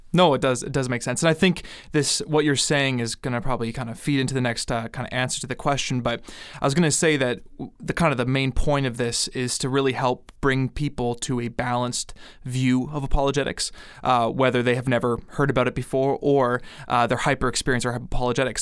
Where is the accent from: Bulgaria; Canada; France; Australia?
Canada; I'm from Canada